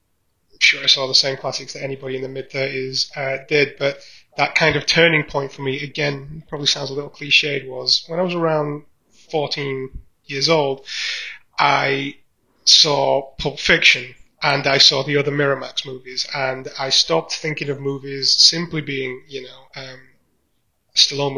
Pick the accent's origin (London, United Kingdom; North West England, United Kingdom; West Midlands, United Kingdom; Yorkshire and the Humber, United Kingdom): Yorkshire and the Humber, United Kingdom; Barnsley; Now, I grew up in Barnsley, in South Yorkshire.